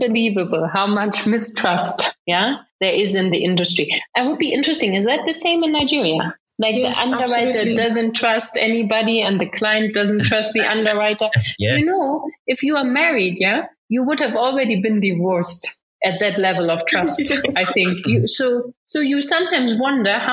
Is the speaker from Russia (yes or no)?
no; Germany; now in Kenya; I grew up in Germany.